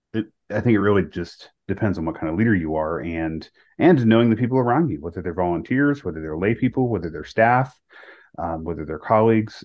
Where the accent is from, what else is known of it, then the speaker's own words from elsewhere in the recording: the South, United States; also born or lived in Charlotte, North Carolina; I was born in the South